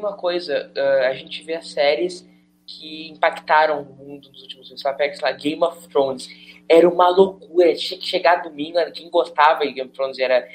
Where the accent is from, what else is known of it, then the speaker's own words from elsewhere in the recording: São Leopoldo, Rio Grande do Sul, Brazil; eu sou de São Leopoldo e eu moro em São Leopoldo